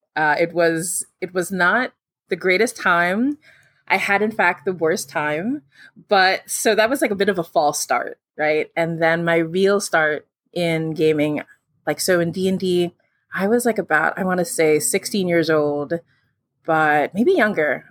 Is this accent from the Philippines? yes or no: yes; Philippines; I'm from the Philippines